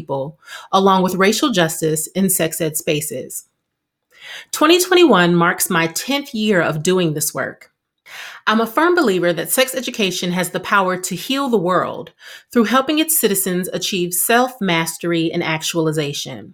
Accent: Milwaukee, Wisconsin, United States; now in New Jersey, United States; I live in New Jersey. However, I'm originally from Milwaukee, Wisconsin

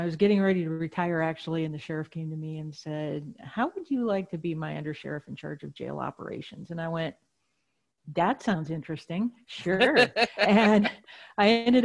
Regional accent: Wisconsin, United States; I was raised in Wisconsin

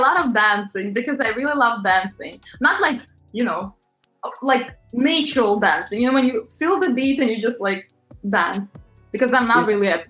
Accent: New York, United States; but whenever I would be on my own, because I'm from New York, I want to walk.

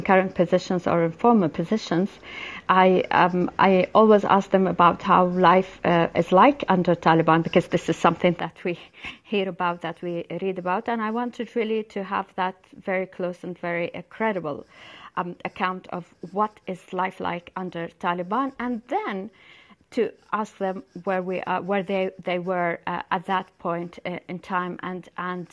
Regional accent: Amman, Amman Governorate, Jordan; my hometown, Amman

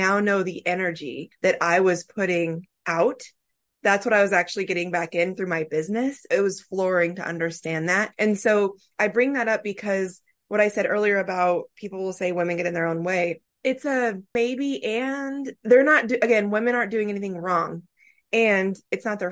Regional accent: Midwest, United States; you and I both growing up in the Midwest

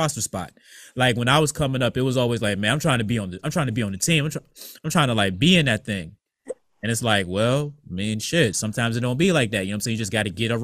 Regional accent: Norfolk, Virginia, United States; also born or lived in Bertie County, North Carolina; now in Ohio, United States; we're from Norfolk

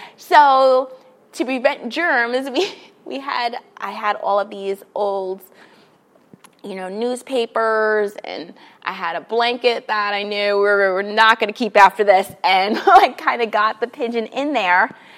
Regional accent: New York City, New York, United States; moved away as an adult; now in Los Angeles, United States; grew up in New York City, in Queens, uh, and then I came here. I moved to Los Angeles about three years ago now.

